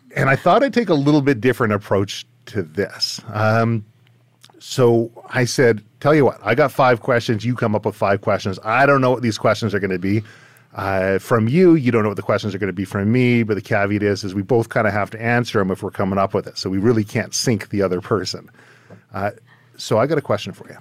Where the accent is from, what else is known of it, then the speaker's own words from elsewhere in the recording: Surrey, British Columbia, Canada; my hometown of Surrey, British Columbia